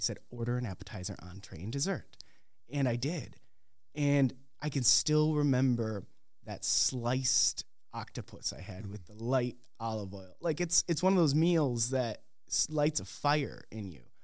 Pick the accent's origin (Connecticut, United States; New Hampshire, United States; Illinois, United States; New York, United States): Illinois, United States; Crystal Lake; moved away as an adult; also born or lived in Philadelphia, Pennsylvania / Decatur, Illinois; now in Minneapolis, United States; I'm originally from the Chicagoland area, Crystal Lake, Illinois.